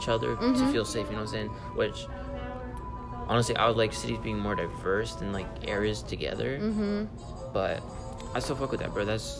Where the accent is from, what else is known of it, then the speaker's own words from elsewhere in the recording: Philadelphia, Pennsylvania, United States; I'm from Philly that I grew around Vietnamese people.